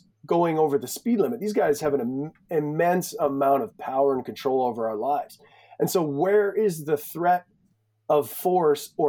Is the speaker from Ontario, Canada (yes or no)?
no; Edmonton, Alberta, Canada; I was born in Edmonton, lived there for I think 11 years, and then kind of just been a gypsy around rural central Alberta